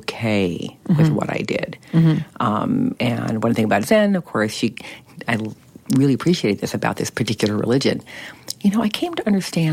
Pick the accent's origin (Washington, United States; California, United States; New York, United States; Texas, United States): California, United States; Berkeley; I grew up in Berkeley, California during the 60s and 70s.